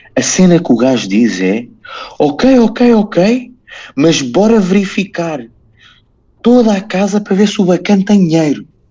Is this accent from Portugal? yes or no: yes; Portugal; eu sou português